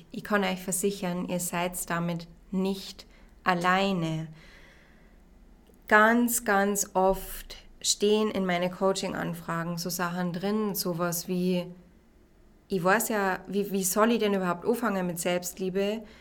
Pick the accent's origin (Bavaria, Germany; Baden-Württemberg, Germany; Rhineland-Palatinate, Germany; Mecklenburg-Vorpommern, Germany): Bavaria, Germany; Regensburg; ich bin 29 und ich komme aus Regensburg.